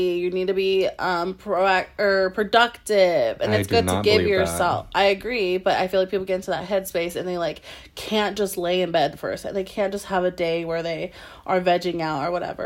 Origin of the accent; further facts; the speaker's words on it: Arizona, United States; moved away; because we're from Arizona, or like from the West Coast